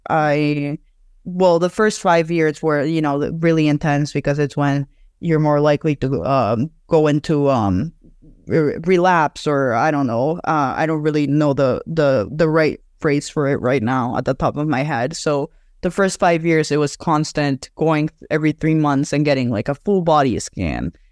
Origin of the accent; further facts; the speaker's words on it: Mexico City, Mexico; I'm from Mexico City